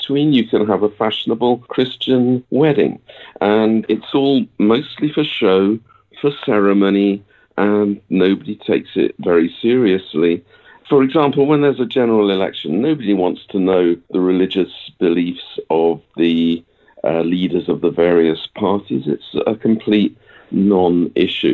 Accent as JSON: {"language": "English", "country": "United Kingdom", "moved": "yes", "lives_now": "Japan", "said": "I'm a British guy, and I'm living in Japan"}